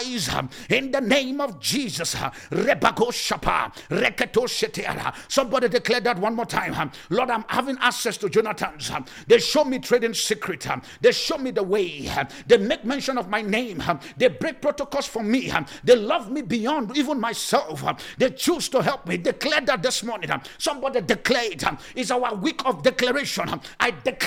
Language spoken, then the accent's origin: English; Nigeria; now in South Africa; As a Nigerian guy